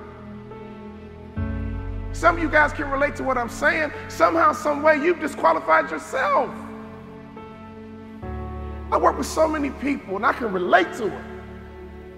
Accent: Chicago, Illinois, United States; I'm from Chicago.

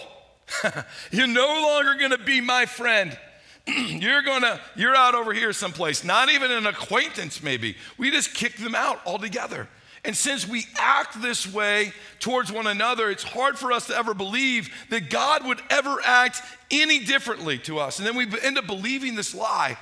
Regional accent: St. Louis, Missouri, United States; I grew up in St. Louis, Missouri

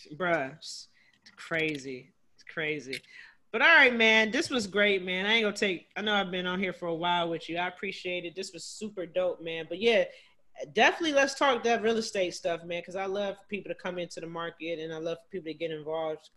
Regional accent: Cleveland, Ohio, United States; now in Washington, D.C., United States; I actually live here in D.C., so I'm from Cleveland

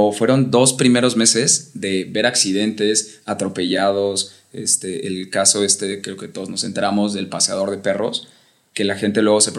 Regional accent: Mexico City, Mexico; now in Zibatá, Mexico; Yo vengo de la Ciudad de México y buscamos justo tranquilidad.

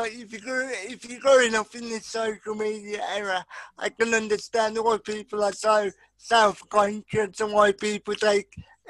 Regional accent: Birmingham, West Midlands, United Kingdom; I am from Birmingham

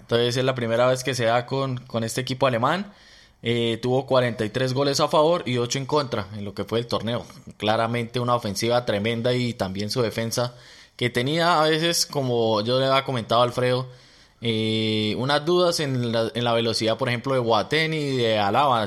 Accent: Colombia; now in Melbourne, Australia; nosotros llegamos de Colombia o nuestro país de origen

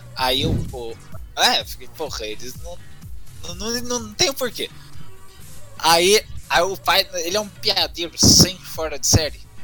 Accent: Minas Gerais, Brazil; accent: caipira; also born or lived in Campinas; eu sou aqui de Minas, perto lá de São Paulo, meu sotaque acaba

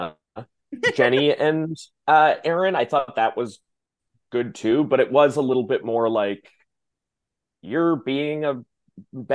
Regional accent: Midwest, United States; now in Washington, D.C., United States; I'm from the Midwest.

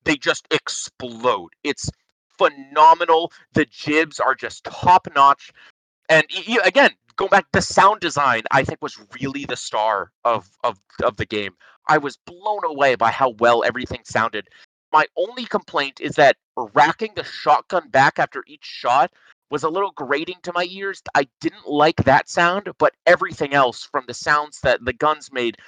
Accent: Massachusetts, United States; I'm from Massachusetts.

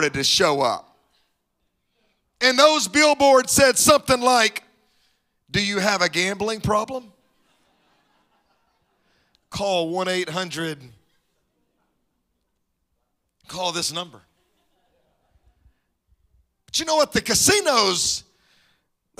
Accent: Mississippi, United States; now in Dallas, United States; My wife and I both grew up in Mississippi

